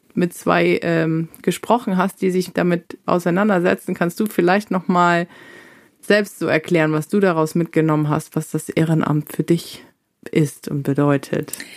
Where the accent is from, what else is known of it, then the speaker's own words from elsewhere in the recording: Northern Germany, Germany; ich komme ganz aus dem Norden